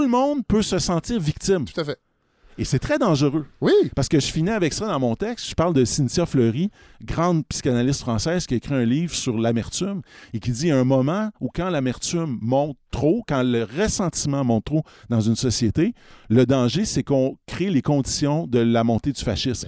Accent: Canada; on est très canadiens

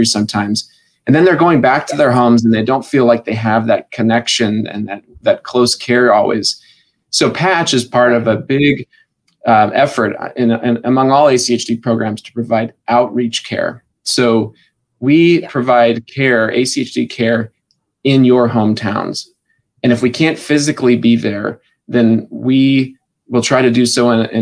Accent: Wyoming, United States; moved away as an adult; now in Spokane, United States; I'm from Wyoming

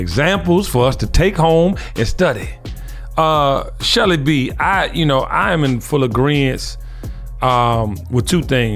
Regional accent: Washington, District of Columbia, United States; As a young male growing up in the District of Columbia, single parent home

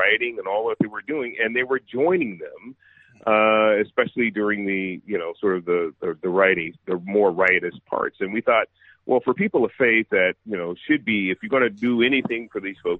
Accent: San Francisco, California, United States; I was born and raised in San Francisco and was raised a liberal progressive

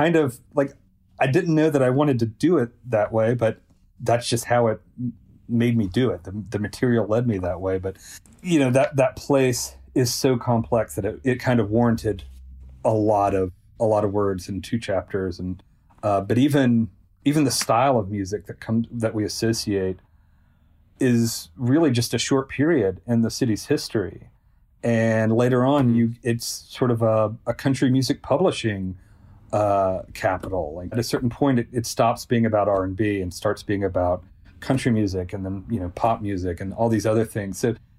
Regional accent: Selmer, Tennessee, United States; this stretch of highway between Selmer, Tennessee, which is my hometown, and Adamsville, Tennessee. And, you know, when I was in high school, a lot of my friends and I, we would just race this road

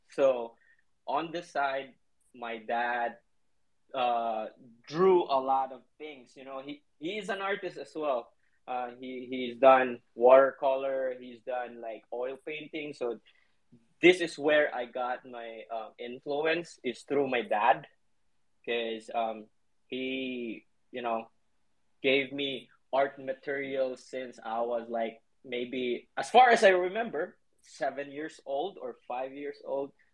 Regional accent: Cebu City, Central Visayas, Philippines; now in Manila, Philippines; I was born in Cebu, it's the central part of um, Philippines

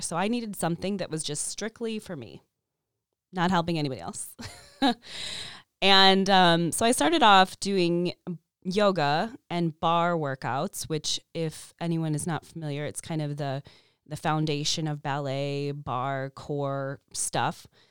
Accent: Chicago, Illinois, United States; moved away as an adult; also born or lived in San Francisco; when I moved from San Francisco to Chicago, back to Chicago, I'm from here

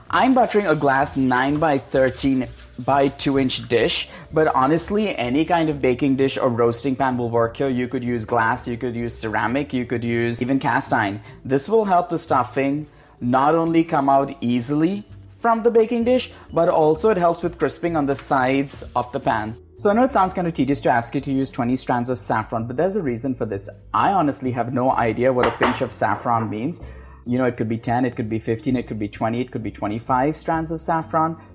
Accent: India; now in United States; Green olives are my ode to my home state of California, while the chorizo, saffron, and vinegar speak for the India I grew up in.

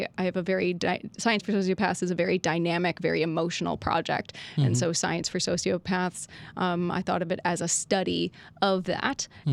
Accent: Detroit, Michigan, United States; moved away; also born or lived in San Francisco; I'm from Detroit, the Detroit area

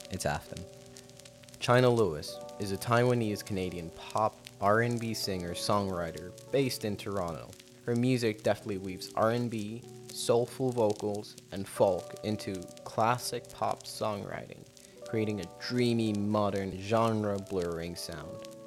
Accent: South Africa; moved away; I'm from South Africa. I grew up in South Africa

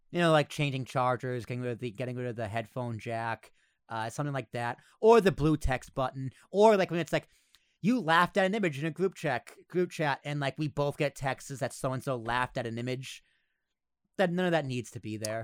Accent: United States; we're American

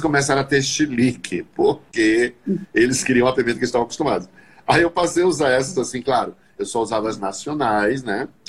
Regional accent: Northeast Region, Brazil; eu sou nordestino

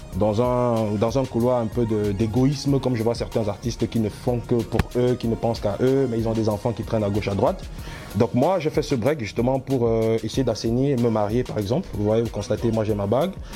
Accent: Cameroon; now in France; je suis camerounais, fier de l'être

